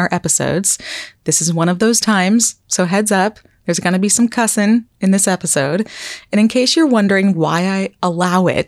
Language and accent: English; Vermont, United States; Phil and I grew up in Vermont